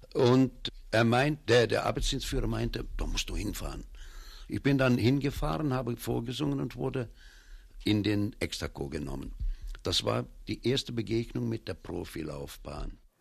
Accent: Cologne, North Rhine-Westphalia, Germany; moved away as an adult; also born or lived in Hermülheim, Hürth; now in Feldafing, Germany; Köln ist meine Heimatstadt

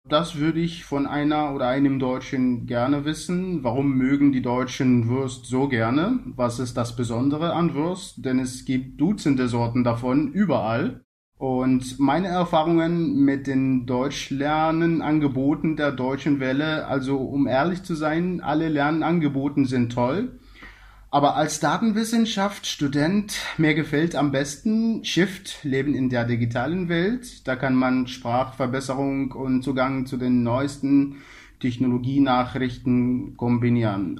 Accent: Egypt; German is a second language; meine Heimatland Ägypten

